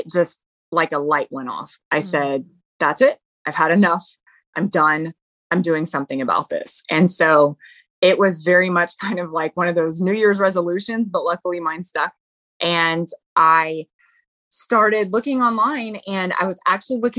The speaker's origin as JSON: {"language": "English", "town": "La Vernia", "region": "Texas", "country": "United States", "tie": "born or raised there", "said": "I'm from Texas, live in a small town, Lavernia, Texas"}